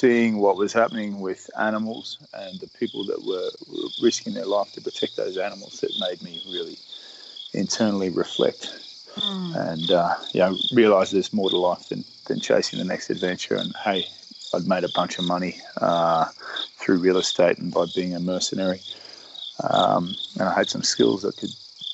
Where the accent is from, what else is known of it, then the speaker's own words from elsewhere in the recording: Australia; I am an Australian sailor